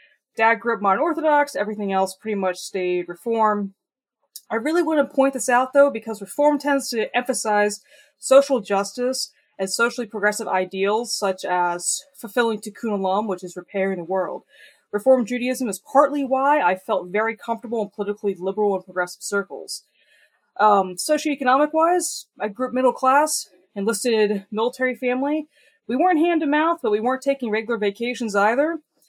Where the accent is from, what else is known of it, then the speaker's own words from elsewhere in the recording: Virginia Beach, Virginia, United States; also born or lived in Baltimore, Maryland; now in DC metro area, United States; I'm originally from Hampton Roads, Virginia. Spent a lot of time around Baltimore, Maryland. Like to joke that I grew up as a dual citizen of Virginia Beach and Baltimore, because there were aspects of both cities that I really liked. Currently, I'm in the DC metro area